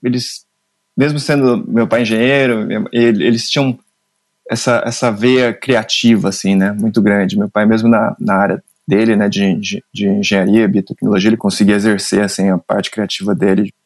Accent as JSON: {"language": "Portuguese", "town": "Mogi das Cruzes", "region": "São Paulo", "country": "Brazil", "tie": "born or raised there", "said": "eu nasci em Mogi das Cruzes"}